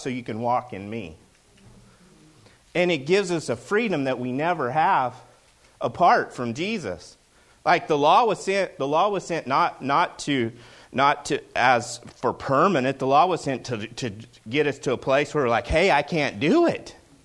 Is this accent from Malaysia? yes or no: no; the South, United States; now in Pacific Northwest, United States; I grew up in the South